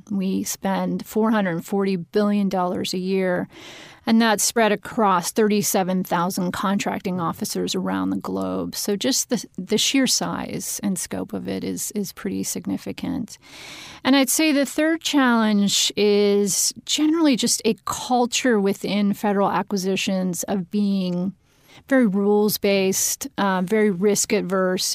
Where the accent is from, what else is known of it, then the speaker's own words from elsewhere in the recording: Pennsylvania, United States; moved away; also born or lived in Washington, D.C. / Harrisburg; Pennsylvania is my home state. So it's fun going back. I've been in D C for a long time